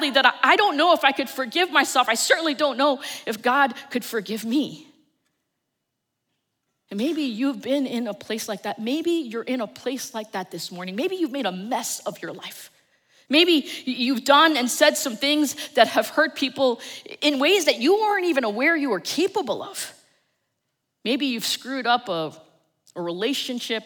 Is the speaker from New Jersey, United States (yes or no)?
yes; New Jersey, United States